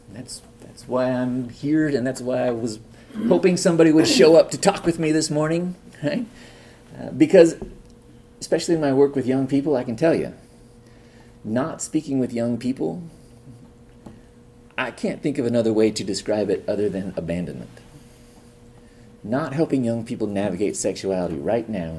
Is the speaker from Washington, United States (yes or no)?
no; Northern California, United States; moved away as an adult; also born or lived in Oklahoma; now in Chicago, United States; I grew up in California, Northern California.